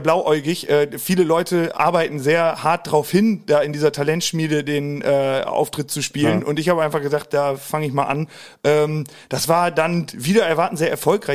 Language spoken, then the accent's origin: German; Hagen am Teutoburger Wald, Lower Saxony, Germany; Osnabrück komme ich her, genauer aus einem kleinen Dörfchen im Südkreis von Osnabrück. Osnabrück. Mhm. Der Ort heißt Hagen am Teutoburger Wald. Äh, da bin ich auch immer noch zu Hause.